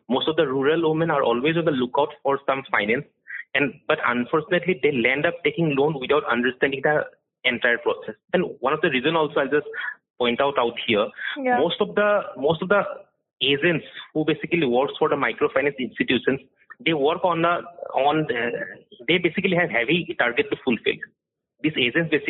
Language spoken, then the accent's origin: English; Guwahati, Assam, India; I am from Guwahati. I've been a journalist out here reporting for, for the past almost 12 years.